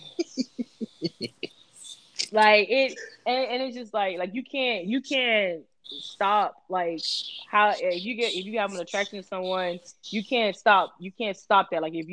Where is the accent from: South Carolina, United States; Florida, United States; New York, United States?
Florida, United States; Miami; I'm from Miami